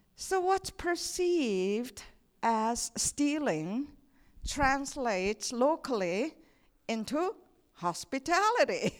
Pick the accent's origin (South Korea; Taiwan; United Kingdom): South Korea; moved away as an adult; also born or lived in Saint Paul, Minnesota; I come from Korea